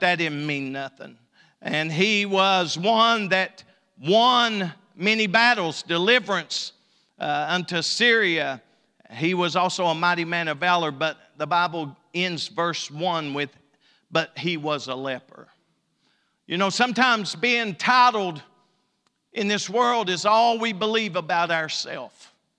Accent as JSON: {"language": "English", "town": "Elkhorn City", "region": "Kentucky", "country": "United States", "moved": "yes", "said": "I'm from Elkhorn"}